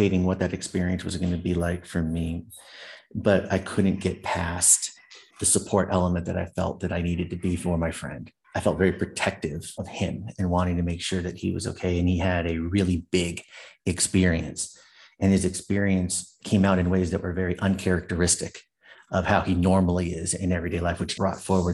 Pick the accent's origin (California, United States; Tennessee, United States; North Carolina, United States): California, United States; San Jose; also born or lived in New York / Seattle, Washington; I was raised Catholic in San Jose, California